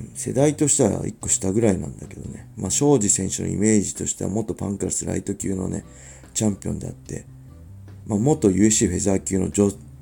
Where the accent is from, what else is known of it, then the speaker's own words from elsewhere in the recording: Inashiki, Ibaraki, Japan; 茨城で生まれて、茨城で育って。